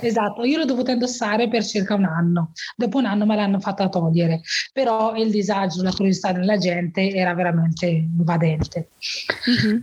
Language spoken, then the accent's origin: Italian; Morocco; now in Bergamo, Italy; sono nata in Marocco e ho, vita, ho, avuto un'infanzia semplice, come quella dei miei bambini, dei bambini del mio villaggio